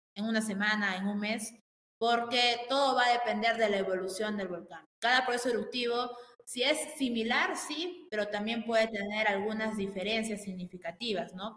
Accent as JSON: {"language": "Spanish", "country": "Peru", "said": "tengo como peruano"}